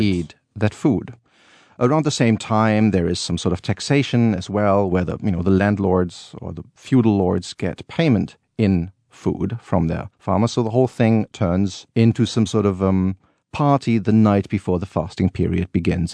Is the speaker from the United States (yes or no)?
no; Cologne, North Rhine-Westphalia, Germany; born or raised there